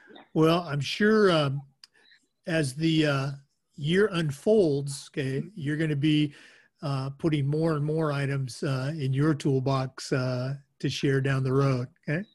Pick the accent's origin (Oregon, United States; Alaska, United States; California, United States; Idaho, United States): Oregon, United States; moved away; I'm born and raised in Oregon